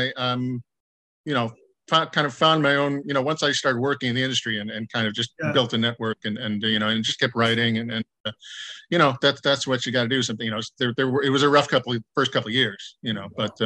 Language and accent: English; Chicago, Illinois, United States; moved away as an adult; also born or lived in Ohio; now in Los Angeles, United States; I grew up in Chicago area